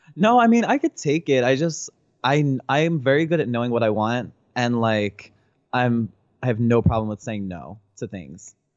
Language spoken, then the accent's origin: English; New Jersey, United States; moved away as an adult; also born or lived in San Francisco; now in Los Angeles, United States; I'm from New Jersey